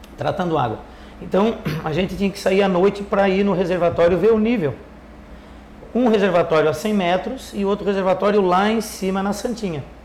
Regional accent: Orleans, Santa Catarina, Brazil; Nasci em Orleans

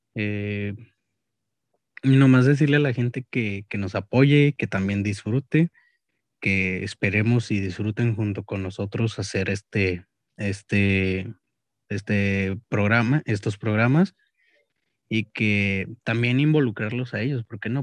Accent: Monterrey, Nuevo León, Mexico; me considero más regio que mexicano

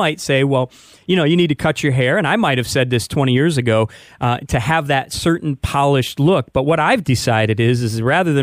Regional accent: Detroit, Michigan, United States; back in the late 1980s, growing up in Detroit

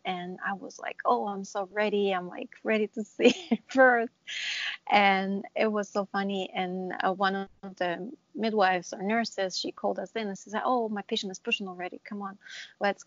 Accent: Israel; moved away as an adult; now in New Jersey, United States; I'm originally from Israel, and I graduated nursing in Israel

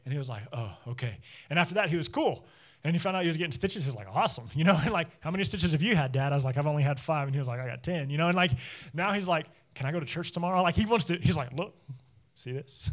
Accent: United States

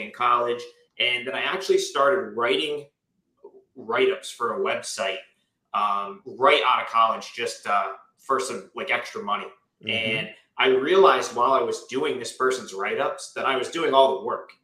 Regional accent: Capital Region, New York, United States; we're both from the Capital Region, New York.

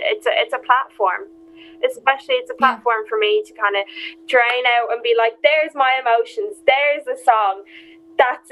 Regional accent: Dublin, Leinster, Ireland; I'm from Tala

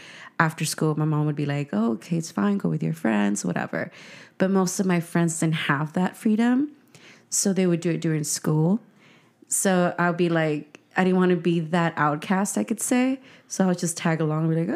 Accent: Sierra Vista and Santa Monica Boulevard, California, United States; I grew up on Sierra Vista and Santa Monica Boulevard

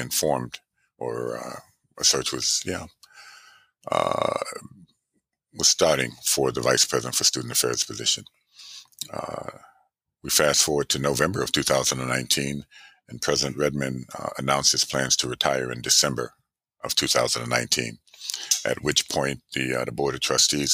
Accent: Rochester, New York, United States; moved away; I'm originally from Rochester, New York

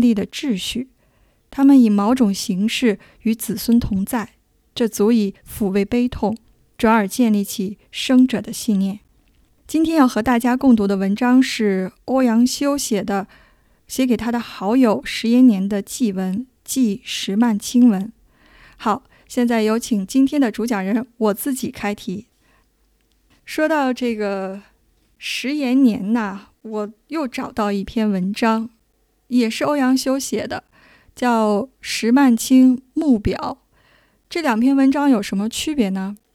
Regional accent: China; 我们中国人

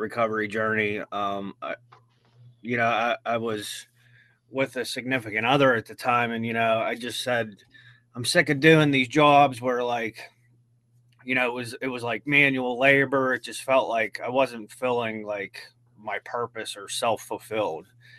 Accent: Washington, Pennsylvania, United States; I am from Washington, Pennsylvania

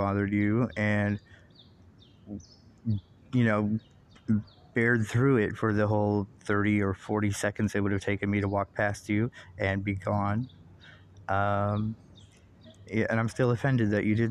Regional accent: United States; as an American

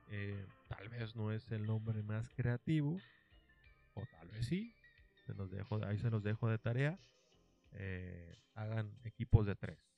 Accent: Monterrey, Nuevo León, Mexico; soy de Monterrey y aquí en Monterrey pues hay una frase pues típica

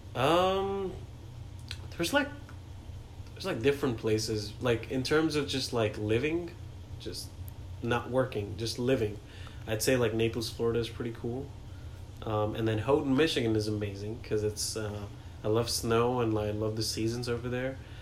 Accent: New Delhi, Delhi, India; first language Hindi; English is a second language; moved away as an adult; also born or lived in Agra, India; now in United States; New Delhi is where I grew up, but I was born in Agra, which is where the Taj Mahal is.

